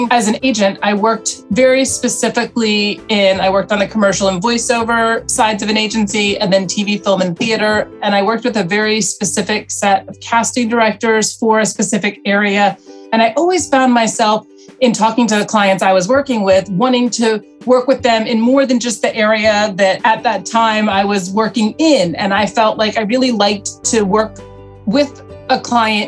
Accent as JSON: {"language": "English", "town": "Charlotte", "region": "North Carolina", "country": "United States", "tie": "born or raised there", "also_born_or_lived": "Atlanta, Georgia", "moved": "as an adult", "lives_now": "New York, United States", "said": "I grew up in Charlotte, North Carolina. I was born in Atlanta, was from the South"}